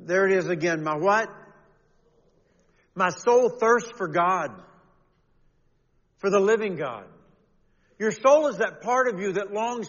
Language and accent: English; Kentucky, United States; all those years growing up in Kentucky